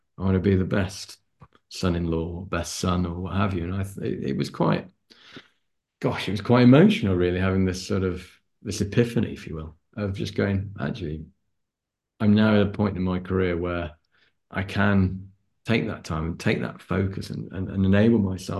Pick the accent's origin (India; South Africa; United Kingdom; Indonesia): United Kingdom; Lancashire, on the border with Yorkshire, North West England; I'm a northerner. I was born and brought up in just on the border between Lancashire and Yorkshire. I was on the Lancashire side